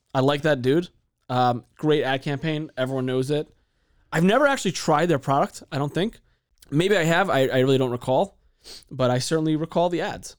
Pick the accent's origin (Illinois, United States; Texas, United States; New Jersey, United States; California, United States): California, United States; San Diego; as a kid growing up in San Diego